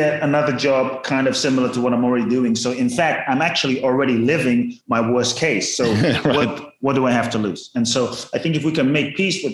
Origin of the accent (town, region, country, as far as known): London, United Kingdom; born or raised there; also born or lived in Ghana